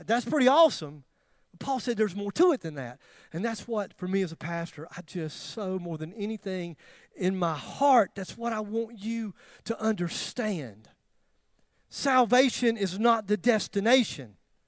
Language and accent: English; Greer, South Carolina, United States; I'm from Greer